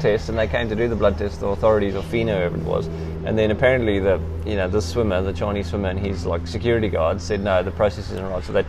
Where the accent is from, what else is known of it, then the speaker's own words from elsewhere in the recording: South Africa; now in Australia; I'm South African, man. When you come from South Africa